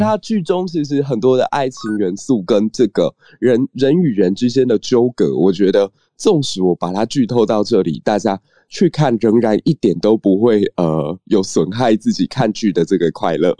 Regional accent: southern Taiwan, Taiwan; moved away; 是我们南部的汉人 或说南部的这个泉州人，我们真的都称原住民为嘎雷亚

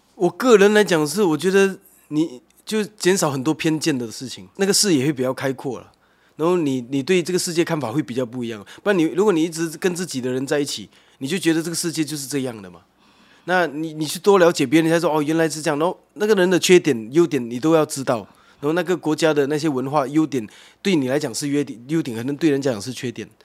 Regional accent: Malaysia; moved away as an adult; now in Taiwan; 我本身是马来西亚人，那，那边本来就很多文化在那边的。 不同宗教，然后几， 几种不同的庙宇，那， 那， 那清真寺跟基督教堂跟天主教堂跟佛庙是在隔壁的，这样。 这个是我们从小长大的环境

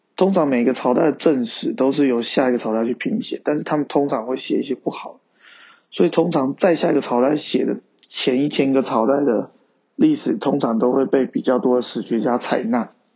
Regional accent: Taiwan; 认同我是一个中国人，也是一个台湾人

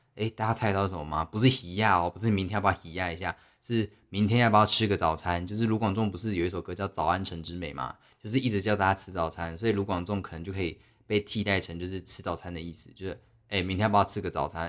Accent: Taiwan; 我们台湾人

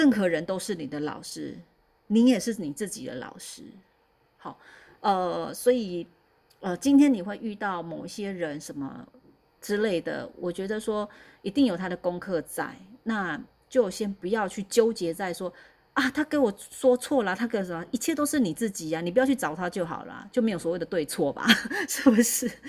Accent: central Taiwan, Taiwan; 那时候我我是中部人啊，我是中部人搬上来的。那那时候我还在中部

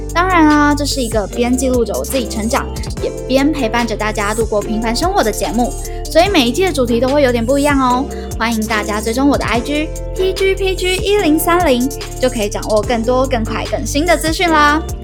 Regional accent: southern Taiwan, Taiwan; moved away as an adult; also born or lived in Taoyuan; 我也从桃园搬回了南部的老家

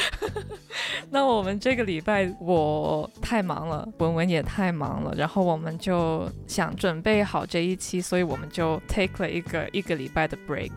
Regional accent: Hong Kong; 我是个香港人嘛

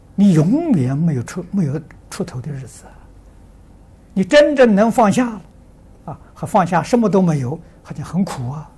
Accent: Tangchi, Anhui, China; 那所以我在汤池，我的家乡，那个地方偏僻，啊，是小城市偏僻

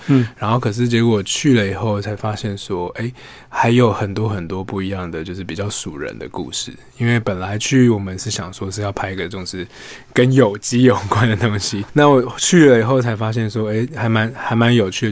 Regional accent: Taipei, Taiwan; 我本身是台北的，呃，孩子

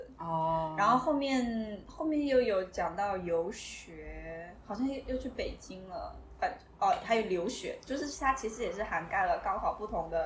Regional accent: Hunan, China; 哦，对，我是湖南的。

